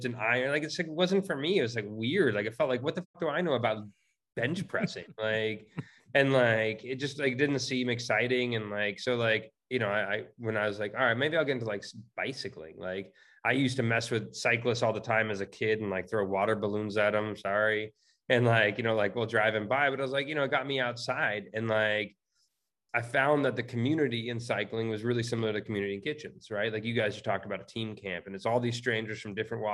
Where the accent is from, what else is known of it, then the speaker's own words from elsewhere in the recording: California, United States; I'm born and raised in California, still live out here